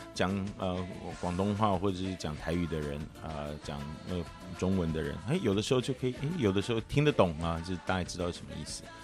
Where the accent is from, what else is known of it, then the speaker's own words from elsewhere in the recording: Taiwan; 我们台湾有的时候真的很热